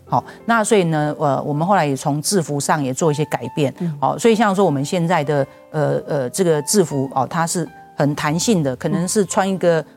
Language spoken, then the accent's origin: Chinese; Taipei, Taiwan; 我是小学才到这个，呃，要读小学才到台北